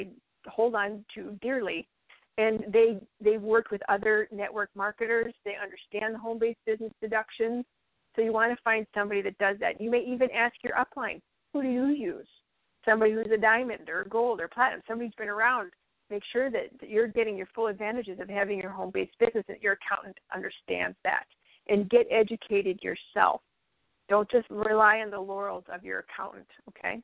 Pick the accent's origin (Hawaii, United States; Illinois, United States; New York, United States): Illinois, United States; also born or lived in western Minnesota; now in North Dakota, United States; I'm from Illinois and everybody does everything under S corps in Illinois. I move up here to North Dakota in the western side of Minnesota